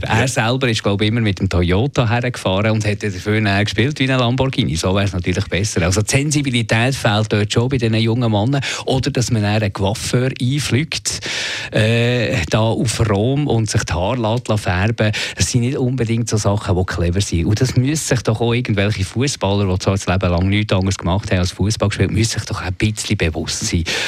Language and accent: German; Switzerland; wir Schweizer